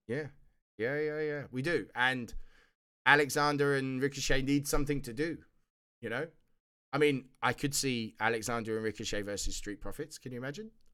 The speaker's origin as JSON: {"language": "English", "country": "United Kingdom", "said": "being a Brit"}